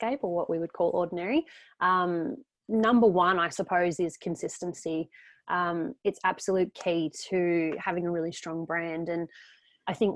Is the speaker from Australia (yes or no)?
yes; Geelong, Victoria, Australia; We are both actually from Geelong.